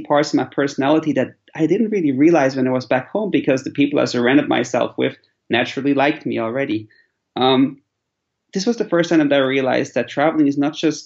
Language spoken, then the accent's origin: English; Switzerland; moved away as an adult; also born or lived in Central Asia; I'm originally from Switzerland